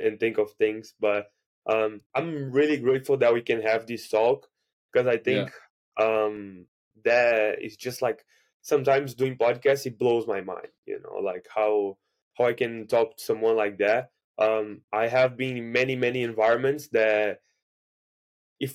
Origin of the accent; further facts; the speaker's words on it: Brazil; first language Portuguese; English is a second language; now in United States; I'm from Brazil, I speak Portuguese